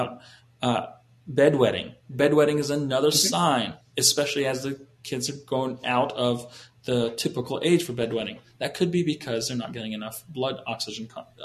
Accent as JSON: {"language": "English", "country": "Canada", "tie": "born or raised there", "moved": "yes", "said": "I was raised in Canada"}